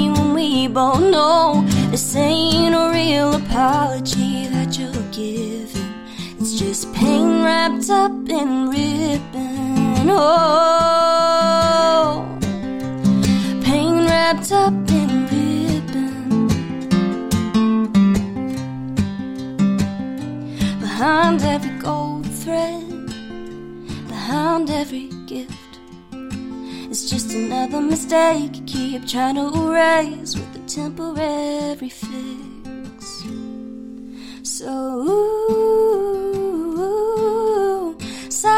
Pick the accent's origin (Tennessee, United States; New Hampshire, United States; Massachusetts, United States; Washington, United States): Tennessee, United States; Nashville; being a Nashville native in Texas. I was born here in Nashville